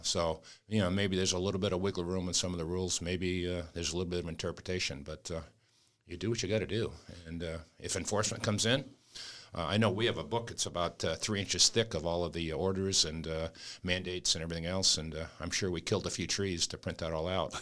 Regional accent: New England, United States; moved away; I'm from New England

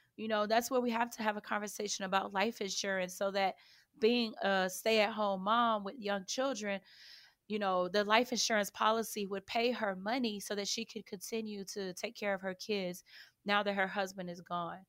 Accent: Chicago, Illinois, United States; I grew up on the south side of Chicago, so if you guys say I'm sounding funny or if I have a little accent, that's the reason why

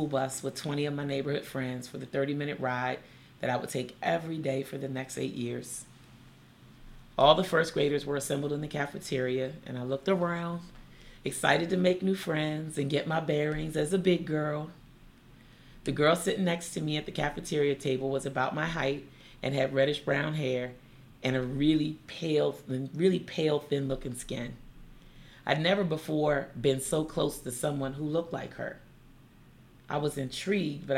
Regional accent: Seat Pleasant, Maryland, United States; my hometown of Sea Pleasant, Maryland

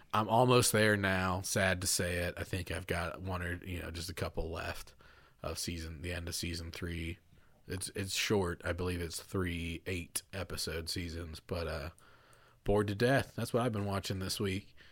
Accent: Kentucky, United States; it's set in my home state

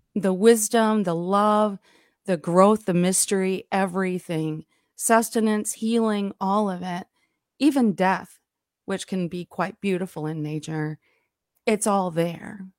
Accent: Alabama, United States; I grew up down here in Alabama

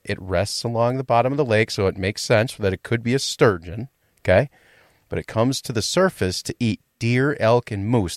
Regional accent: Rhinelander, Wisconsin, United States; moved away; I go back to my hometown

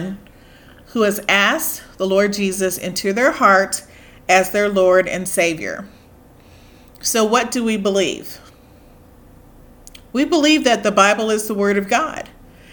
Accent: United States; I'm African American. I am very proud of my heritage

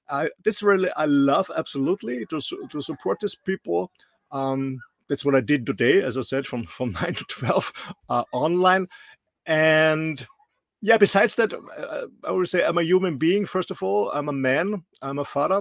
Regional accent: Austria; English is a second language; moved away; I'm not a Native American or British English speaker. I'm raised and born in a small country in the middle of Europe, in Austria

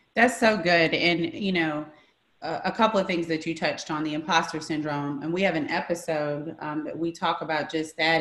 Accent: Memphis, Tennessee, United States; growing up in Memphis, Tennessee

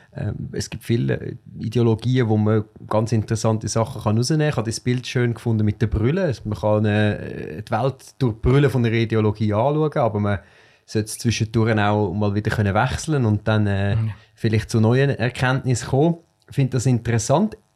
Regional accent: Switzerland; ich bin in einer Agglomerationsgemeinde aufgewachsen, wo ähm, in der Schule äh, sehr viele Kinder mit Migrationshintergrund äh, sind

